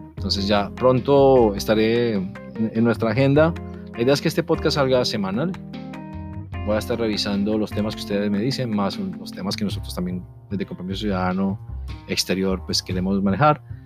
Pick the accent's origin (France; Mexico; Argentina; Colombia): Colombia; moved away; como colombianos que somos, somos embajadores de nuestro país